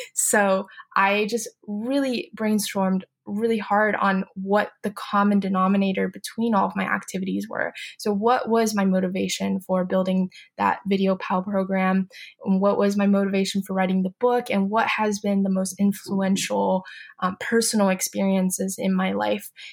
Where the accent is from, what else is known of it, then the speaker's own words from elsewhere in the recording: Beijing, China; moved away; So I grew up in Beijing, China